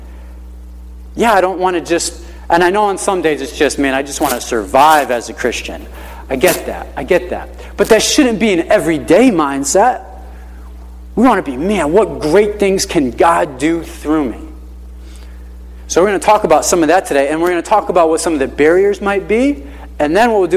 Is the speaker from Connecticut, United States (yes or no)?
yes; Hartford, Connecticut, United States; moved away as an adult; now in Naugatuck, United States; I grew up in the Hartford area.